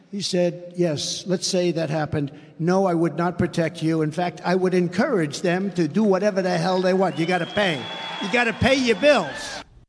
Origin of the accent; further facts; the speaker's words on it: South Dakota, United States; come from my home state of South Dakota